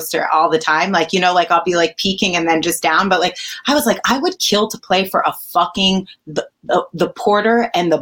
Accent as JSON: {"language": "English", "region": "Connecticut", "country": "United States", "also_born_or_lived": "Manhattan", "said": "I'm from Connecticut."}